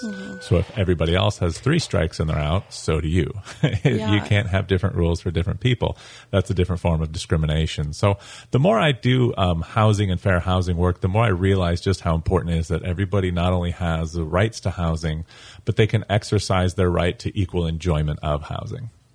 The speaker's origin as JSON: {"language": "English", "region": "Colorado", "country": "United States", "moved": "as an adult", "lives_now": "St. Augustine, United States", "said": "I'm originally from Colorado, but I've been in Florida for about 11 years now"}